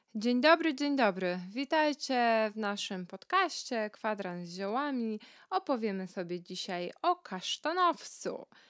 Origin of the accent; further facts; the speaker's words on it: Kashubia, Pomeranian Voivodeship, Poland; u nas na Kaszubach